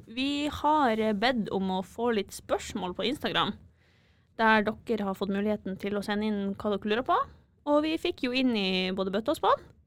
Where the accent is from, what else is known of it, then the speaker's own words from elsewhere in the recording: Bodø, Nordland, Norway; moved away as an adult; now in Trondheim, Norway; Jeg er fra Bodø